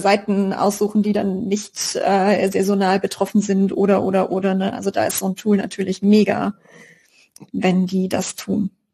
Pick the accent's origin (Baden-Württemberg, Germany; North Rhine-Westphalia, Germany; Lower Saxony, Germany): Baden-Württemberg, Germany; Karlsruhe; als Karlsruher